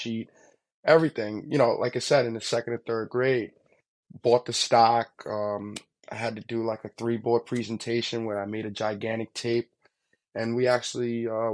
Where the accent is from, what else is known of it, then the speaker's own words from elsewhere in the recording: Hempstead, New York, United States; I grew up in Long Island. Hempstead, Long Island, to be exact